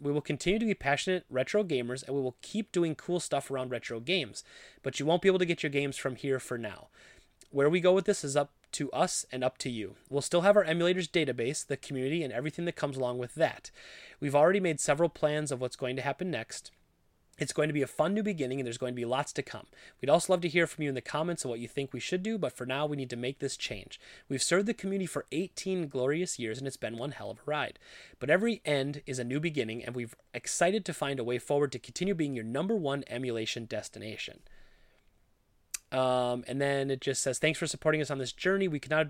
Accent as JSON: {"language": "English", "country": "India", "tie": "born or raised there", "said": "I never got to play any of these amazing retro games while growing up in India, and I wanted other people to be able to experience them."}